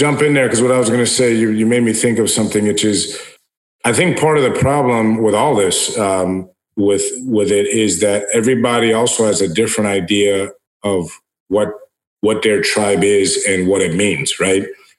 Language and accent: English; United States